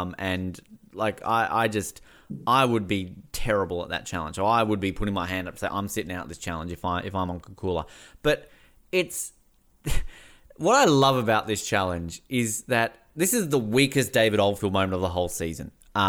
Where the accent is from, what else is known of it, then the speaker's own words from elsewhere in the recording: Tasmania, Australia; and I'm from Tasmania.